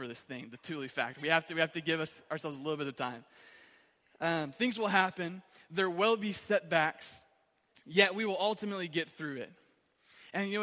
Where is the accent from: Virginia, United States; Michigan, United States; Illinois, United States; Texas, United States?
Michigan, United States; Owosso; I'm from Owosso originally